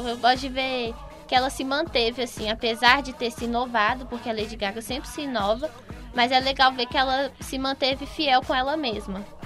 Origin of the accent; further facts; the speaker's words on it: Brazil; a gente como brasileiro